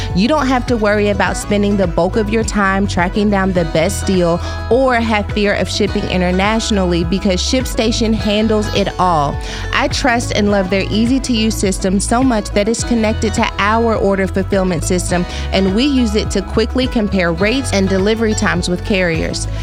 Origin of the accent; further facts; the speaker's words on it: Dallas, Texas, United States; moved away; also born or lived in Fort Worth; I grew up on White Rock Lake